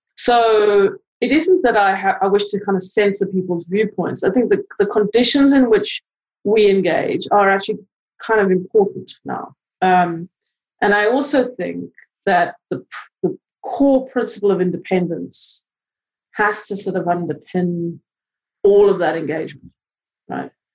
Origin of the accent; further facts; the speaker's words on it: South Africa; moved away; I come from South Africa